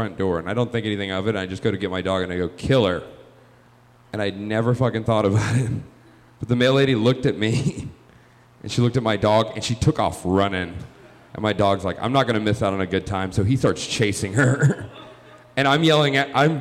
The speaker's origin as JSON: {"language": "English", "region": "Georgia", "country": "United States", "moved": "as an adult", "lives_now": "Chicago, United States", "said": "I am originally from Georgia. I am from the South."}